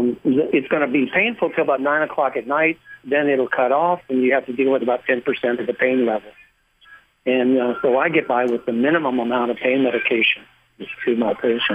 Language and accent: English; Florida, United States; Right. Well, I'm from Florida